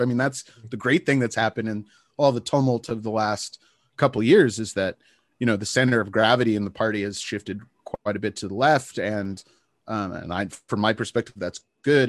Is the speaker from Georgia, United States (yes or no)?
no; Santa Barbara, California, United States; moved away as an adult; It's my hometown.